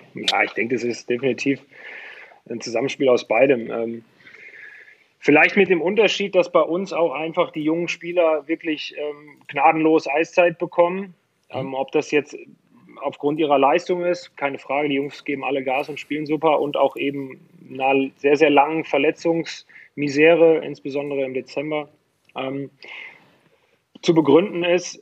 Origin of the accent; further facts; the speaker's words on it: Pulheim, North Rhine-Westphalia, Germany; also born or lived in Dormagen-Hackenbroich; ich bin aufgewachsen in Pulan bei Köln